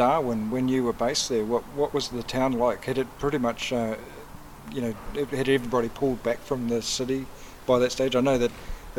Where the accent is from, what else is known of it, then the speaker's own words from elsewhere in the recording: New Zealand; I come from New Zealand.